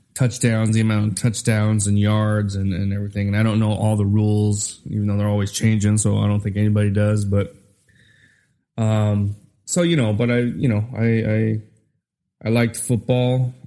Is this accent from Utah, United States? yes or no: yes; Utah, United States; also born or lived in Minnesota; I was born in Minnesota. I grew up in Utah